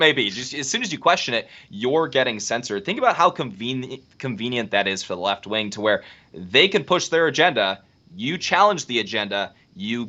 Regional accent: California, United States; I'm from California.

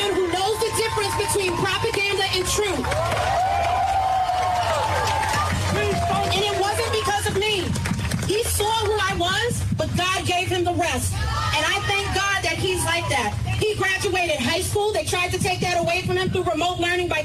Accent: New York City, New York, United States; I've lived in New York for 36 years. Born and raised in Queens.

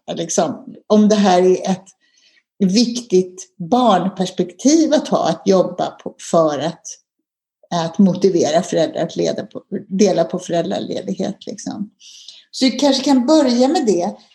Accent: Sweden; som svensk

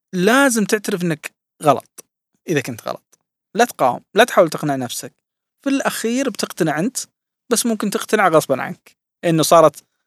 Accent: Saudi Arabia; عندنا في السعودية

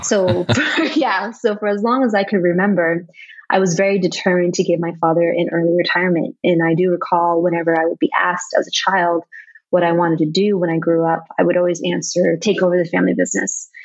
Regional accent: United States; moved away as an adult; now in Vietnam; growing up in America with Vietnamese origins

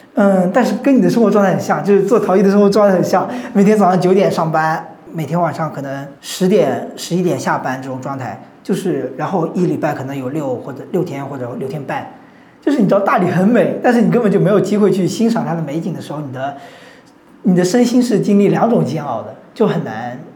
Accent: Zhejiang, China; moved away as an adult; also born or lived in Shanghai; 从小在浙江长大的一个人，然后大学也在浙江上的

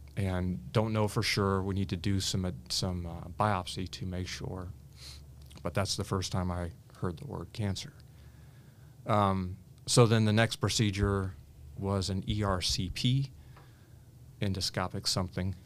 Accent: Richmond, Indiana, United States; I grew up in Richmond, Indiana

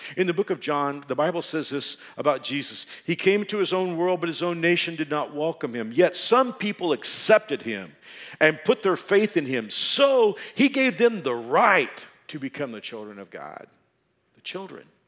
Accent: Texas, United States; moved away as an adult; now in Wichita, United States; I was from Texas. I thought I would always live in Texas

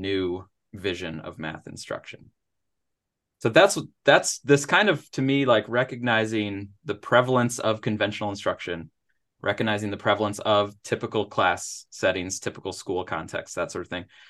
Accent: Upper Peninsula of Michigan, United States; moved away as an adult; now in Missouri, United States; I grew up in the Upper Peninsula of Michigan

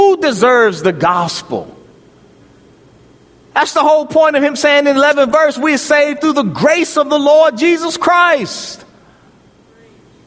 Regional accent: Prince George's County, Maryland, United States; moved away; also born or lived in Louisville; I grew up in Prince George's County, Maryland, near Andrews Air Force Base

